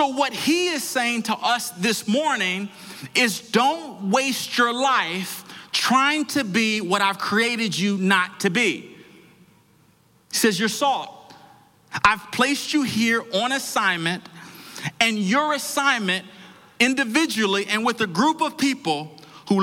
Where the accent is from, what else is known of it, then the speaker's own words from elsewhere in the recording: Washington, District of Columbia, United States; I grew up in Washington, D.C.